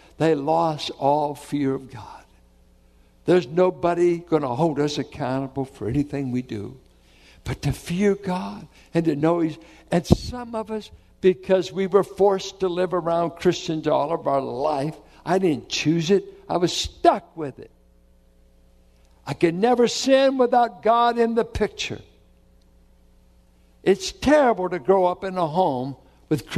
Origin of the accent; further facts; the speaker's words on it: Richmond, United States; I grew up in Richmond